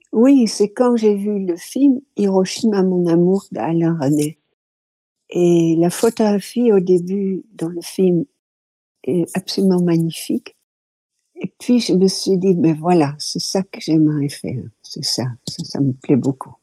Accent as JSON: {"language": "French", "town": "Rotterdam", "region": "South Holland", "country": "Netherlands", "tie": "born or raised there", "also_born_or_lived": "France", "second_language": "French", "moved": "as an adult", "said": "Je suis née à Rotterdam euh, fin 1940"}